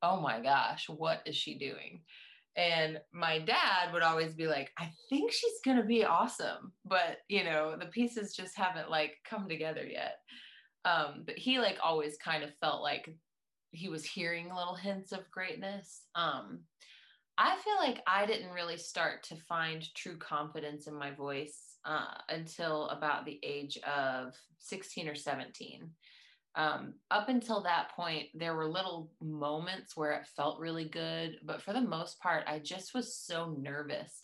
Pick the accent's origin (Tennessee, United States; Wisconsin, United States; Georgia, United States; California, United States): Tennessee, United States; East; I am from East Tennessee, so the Southern rootsy thing is something that I couldn't hide if I wanted to.